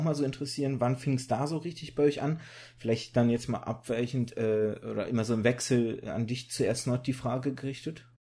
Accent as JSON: {"language": "German", "country": "Germany", "tie": "born or raised there", "also_born_or_lived": "Kazakhstan / Russia", "said": "Ich bin immer in Deutschland groß geworden"}